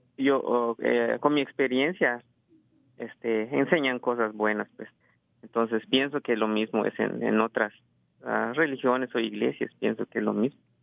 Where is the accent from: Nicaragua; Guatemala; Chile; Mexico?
Guatemala; now in California, United States; vengo de Guatemala, este, nací en, Guatemala y este, tengo como unos 17, ah, 18 años aquí